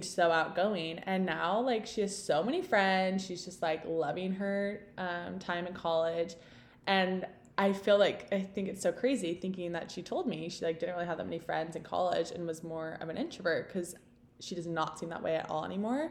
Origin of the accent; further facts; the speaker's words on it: Texas, United States; moved away as an adult; also born or lived in Utah; I'm from Texas